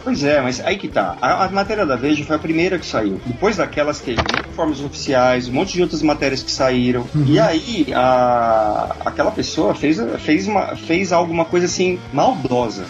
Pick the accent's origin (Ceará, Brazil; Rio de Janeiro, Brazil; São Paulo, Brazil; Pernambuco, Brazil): São Paulo, Brazil; Eu sou de São Paulo